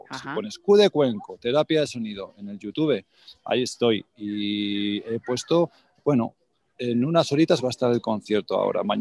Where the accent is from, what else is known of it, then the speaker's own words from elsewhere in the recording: Calatayud, Aragon, Spain; moved away; voy a estar en Aragón, que sabes que yo soy